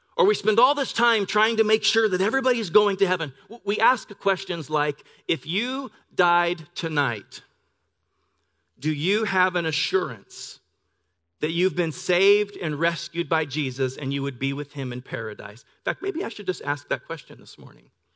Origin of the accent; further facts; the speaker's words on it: Pend Oreille River, Pacific Northwest, United States; now in La Verne, United States; I grew up on the Ponderay River in the Pacific Northwest.